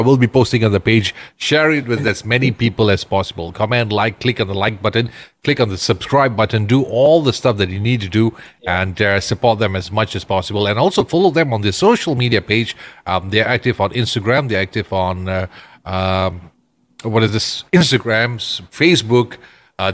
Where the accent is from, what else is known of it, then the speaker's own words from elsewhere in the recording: Ipoh, Perak, Malaysia; I just love my hometown to grow huge